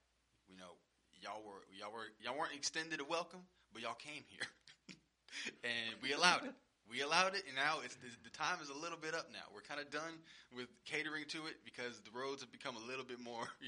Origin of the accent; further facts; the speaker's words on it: Houston, Texas, United States; as a Texan or a Houstonian